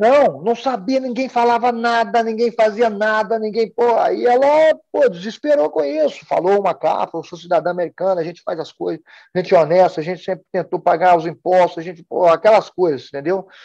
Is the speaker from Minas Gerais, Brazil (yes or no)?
yes; Sobrália, Minas Gerais, Brazil; moved away as an adult; now in United States; eu saí de Sobralho, eu comecei a treinar aqui. Saí de Sobralho, eu nunca tinha saído de uma cidade, nunca tinha saído de Minas Gerais